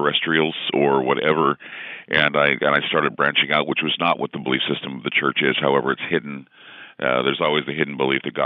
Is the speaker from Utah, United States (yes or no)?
yes; Utah, United States; I grew up in Utah, of course, and you're Mormon until proven otherwise